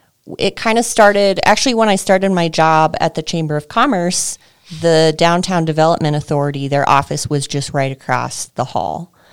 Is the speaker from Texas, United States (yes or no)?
yes; Texas, United States; moved away as an adult; now in Longmont, United States; I grew up in a really small town in Texas and went to college for music business and voice. So there's a commercial music program in West Texas. And, spent a few years there.